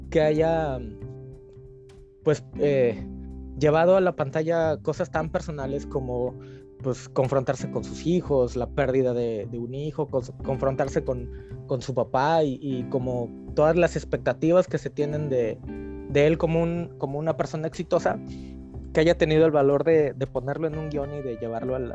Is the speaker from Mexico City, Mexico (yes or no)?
yes; Mexico City, Mexico; moved away; Y aquí pues sigo siendo el chilango entonces, no importa que lleves 30 años en, algún lugar, sigue siendo el chilango.